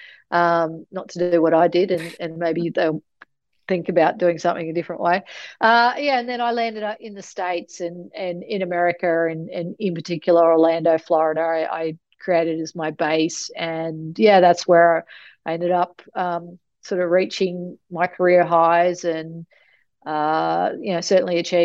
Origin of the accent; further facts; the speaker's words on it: outside Mackay, Queensland, Australia; I grew up an hour outside of Mackay on, as you said, sugarcane farm